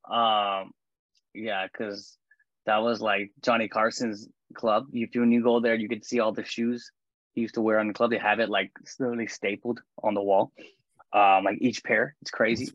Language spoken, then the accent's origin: English; Canada; I'm Canadian